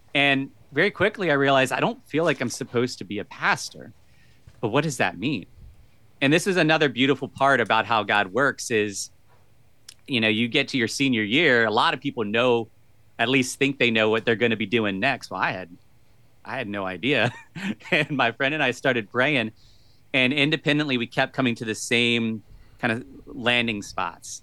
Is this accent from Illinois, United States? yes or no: no; Virginia, United States; So I've lived most of my life in Virginia. Uh, grew up, uh, not, I, I currently live in the inner city part of Virginia, but most of my life was out in the country